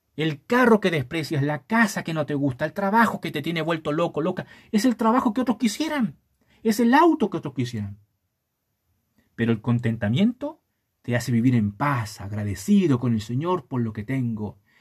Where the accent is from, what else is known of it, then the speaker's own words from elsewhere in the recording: Chile; no seas mano de guagua, decimos en Chile